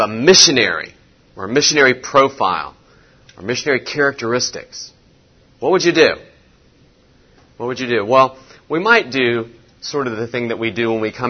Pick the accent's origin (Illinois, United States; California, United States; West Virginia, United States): West Virginia, United States; me growing up in West Virginia.